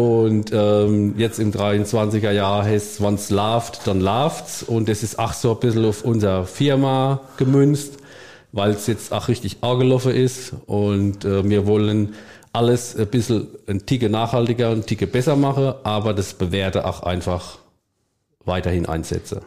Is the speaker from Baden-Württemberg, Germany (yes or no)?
no; Rhineland-Palatinate, Germany; ich bin auch Pfälzer mit Leib und Seele